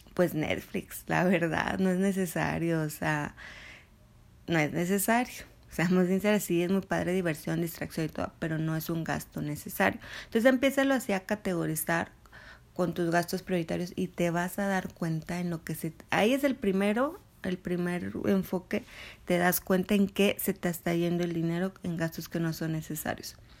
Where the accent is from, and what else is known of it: Mexico